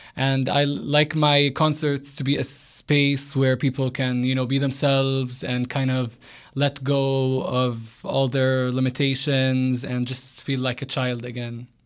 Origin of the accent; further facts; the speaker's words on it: Jerusalem, Palestine; also born or lived in United States; I lived almost all my life in Jerusalem, except for when I went to college in America. But um, yeah, I grew up in Jerusalem